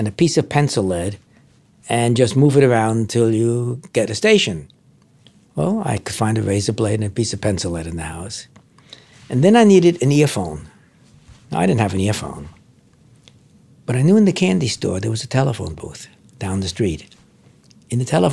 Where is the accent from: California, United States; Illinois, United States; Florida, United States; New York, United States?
New York, United States; New York City; Our apartment was up in Washington Heights, in a bad part of Washington Heights, the wrong side of Broadway. So I grew up there, went to elementary school there, born in 1934